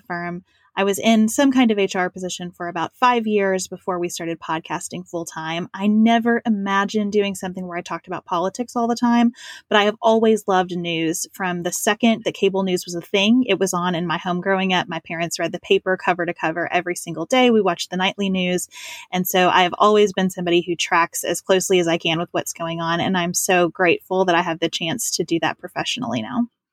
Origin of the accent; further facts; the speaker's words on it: Western Kentucky, United States; also born or lived in Lexington, Kentucky; I grew up in Western Kentucky on a dairy farm